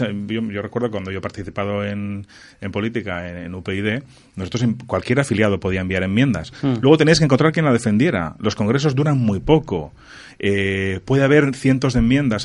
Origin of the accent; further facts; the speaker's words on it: Spain; Yo soy español y me encanta ser español